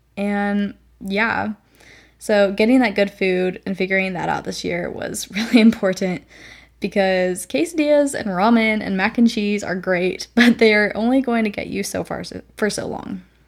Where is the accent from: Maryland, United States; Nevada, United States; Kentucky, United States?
Nevada, United States; moved away as an adult; now in Texas, United States; I come from Nevada, which is a pretty dry desert